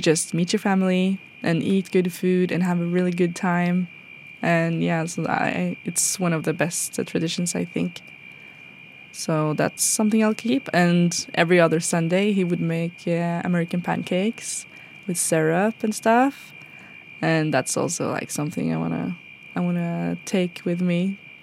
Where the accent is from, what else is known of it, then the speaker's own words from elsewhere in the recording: Norway; growing up in Norway, we didn't really go to museums